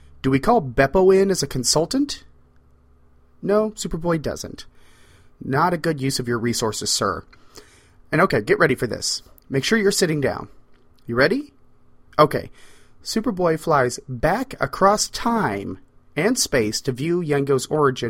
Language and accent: English; the Ozarks, United States; I am from the Ozarks.